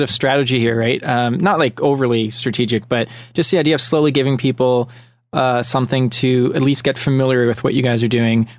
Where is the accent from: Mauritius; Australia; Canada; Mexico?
Canada; from Canada